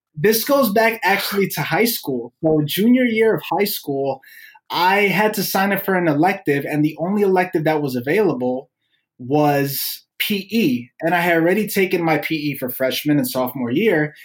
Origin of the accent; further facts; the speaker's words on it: Chicago, Illinois, United States; I was born and raised in the city of Chicago, mostly in like the Logan Square area, mm-hmm. Avondale area growing up